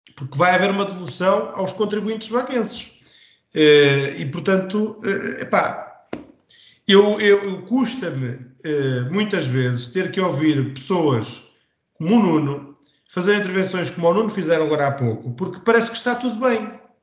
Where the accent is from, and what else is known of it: Vagos, Centro, Portugal